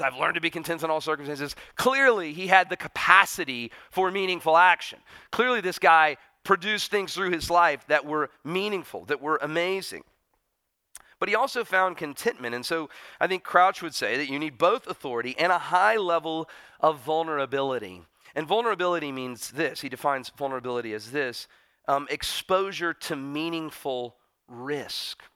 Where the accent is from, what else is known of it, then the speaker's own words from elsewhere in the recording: United States; as an American